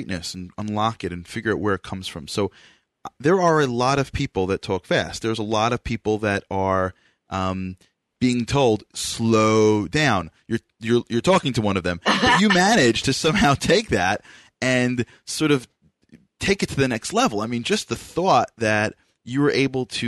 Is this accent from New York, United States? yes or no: yes; New York, United States; because I'm from New York